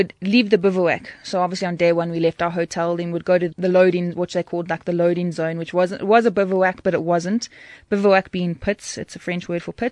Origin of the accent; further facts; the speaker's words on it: Durban, KwaZulu-Natal, South Africa; I'm from Durban